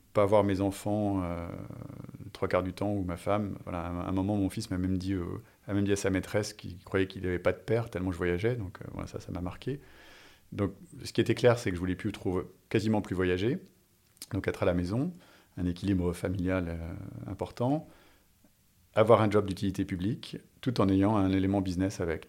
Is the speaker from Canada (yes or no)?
no; France; moved away as an adult; also born or lived in United States / Singapore / Israel / Jakarta; je suis français, je suis à Singapour